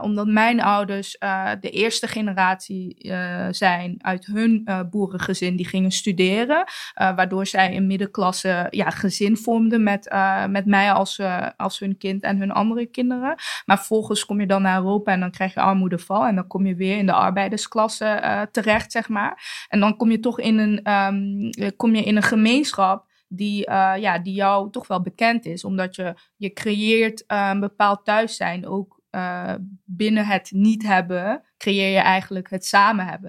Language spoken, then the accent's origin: Dutch; Eindhoven, North Brabant, Netherlands; Ik ben bijvoorbeeld opgegroeid in Jagershoef